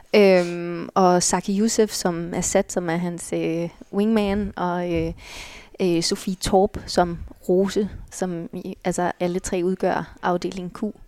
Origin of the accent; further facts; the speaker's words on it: Allerød, Capital Region of Denmark, Denmark; moved away; bor i Allerød, hvor jeg er fra